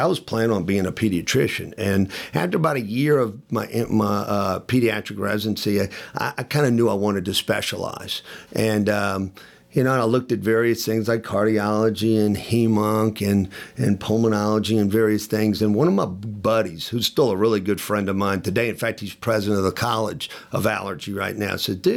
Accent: New Orleans, Louisiana, United States; moved away as an adult; also born or lived in Birmingham, Alabama / Memphis, Tennessee; I'm from New Orleans and ended up going to high school, a Jesuit high school in New Orleans

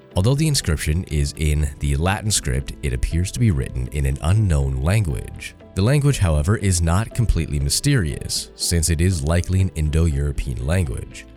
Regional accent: Canada; I'm Canadian

